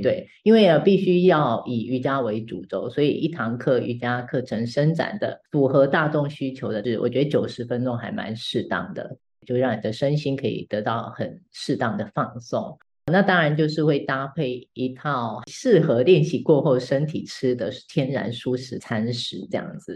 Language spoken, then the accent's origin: Chinese; Taipei, Taiwan; 我是台北人